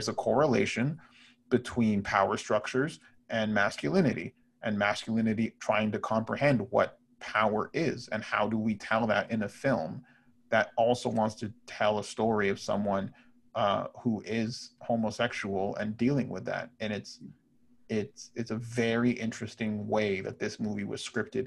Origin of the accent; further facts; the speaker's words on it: Brampton, Ontario, Canada; I grew up in Brampton